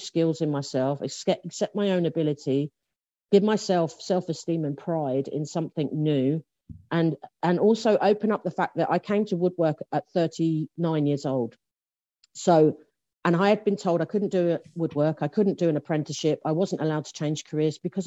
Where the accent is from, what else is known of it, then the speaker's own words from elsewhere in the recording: London, United Kingdom; the first place that I lived in South London is a place called Lea Green, which is in Lewisham in South London